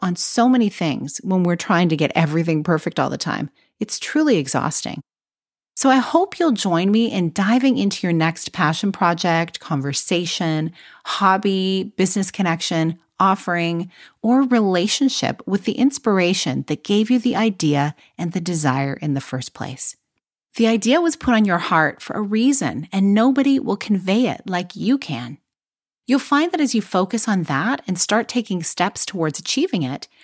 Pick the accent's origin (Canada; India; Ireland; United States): Canada; I'm Canadian